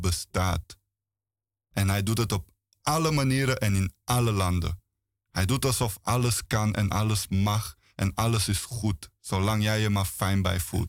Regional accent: Bulgaria; now in Netherlands; Ik kom uit Bulgarije

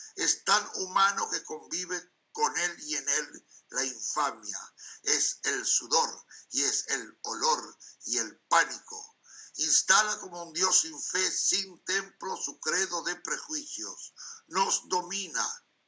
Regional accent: Montevideo, Uruguay; now in Amsterdam, Netherlands; vivo en Amsterdam, pero nací en Montevideo.

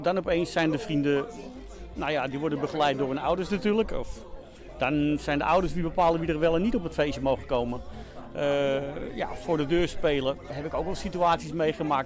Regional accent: Amsterdam, North Holland, Netherlands; moved away as an adult; ik kom uit Amsterdam-West vandaan

